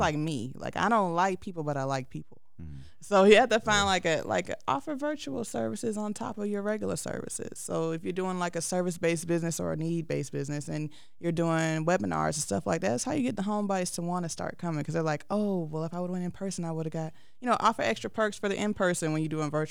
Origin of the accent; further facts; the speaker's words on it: New Orleans, Louisiana, United States; I'm from New Orleans, Louisiana.